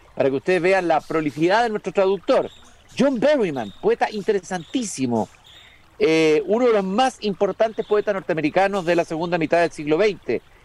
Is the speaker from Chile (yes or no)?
yes; Chile; como lectores chilenos